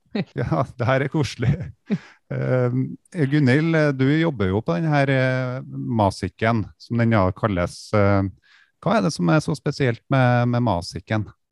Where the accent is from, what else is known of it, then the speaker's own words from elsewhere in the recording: the region of Ski Tour 2020, Trøndelag, Norway; accent: Trøndelag dialect; i regionen som dialekta mi kommer fra